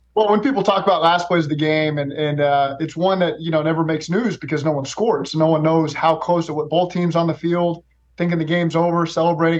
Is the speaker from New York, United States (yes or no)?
no; Oklahoma, United States; moved away as an adult; also born or lived in Los Angeles; now in Cincinnati, United States; I'm from Oklahoma. I've lived in Cincinnati